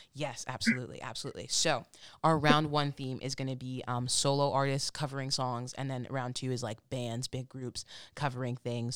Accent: Michigan, United States; I'm originally from Michigan

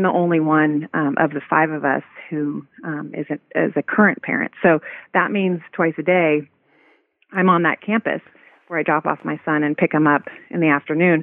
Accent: Santa Barbara, California, United States; moved away as an adult; also born or lived in Washington, D.C.; when I was looking to get involved in public service in my hometown

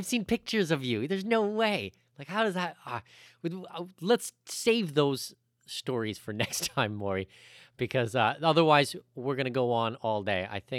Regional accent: Canada; I'm a Canadian citizen.

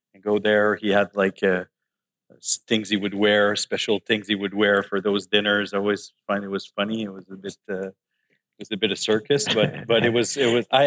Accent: Laval, Quebec, Canada; also born or lived in Montreal; I grew up in Laval. In Champfleury. I actually was born in Montreal in Hansik. When I was 1 year old, we moved to Laval.

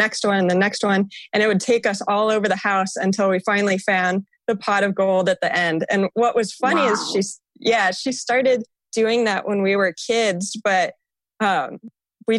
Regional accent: Sacramento, California, United States; I grew up in Sacramento and I had one older brother

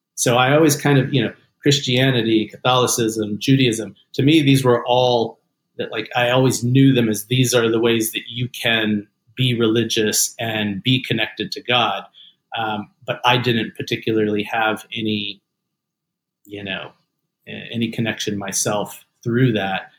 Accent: Atlanta, Georgia, United States; also born or lived in North Carolina; my dad grew up in the in the South in Atlanta, uh, which is where I grew up as well.

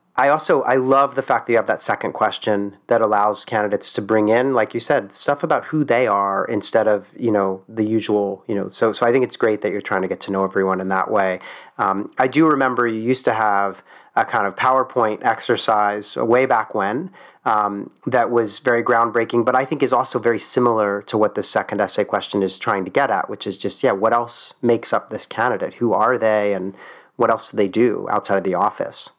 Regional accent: Philadelphia, Pennsylvania, United States; I'm from Philadelphia

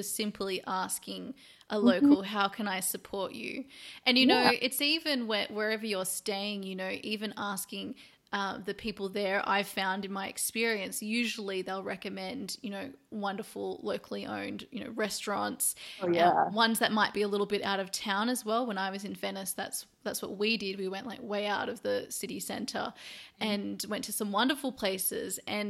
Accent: Australia; now in Europe; now that I live over in Europe, I'm originally from Australia

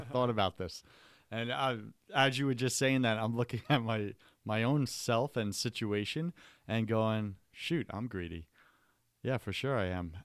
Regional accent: Long Island, New York, United States; I grew up on Long Island

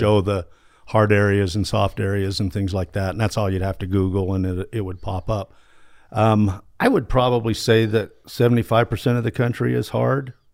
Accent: Utah, United States; I grew up here in Utah

